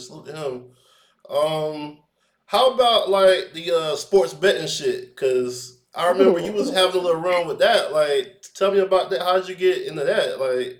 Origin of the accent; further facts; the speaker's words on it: Orlando, Florida, United States; you know I'm from Orlando too